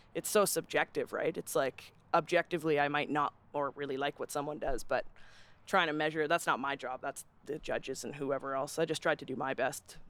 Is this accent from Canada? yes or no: yes; Calgary, Alberta, Canada; growing up in Calgary